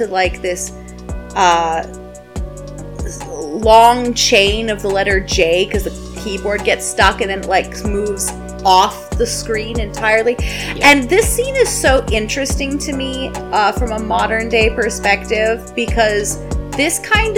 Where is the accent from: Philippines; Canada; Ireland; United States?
Canada; We are both Canadian